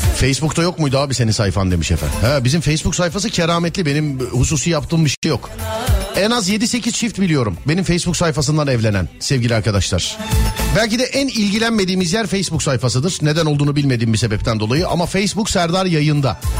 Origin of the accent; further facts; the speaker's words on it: Istanbul, Turkey; bir İstanbullu olarak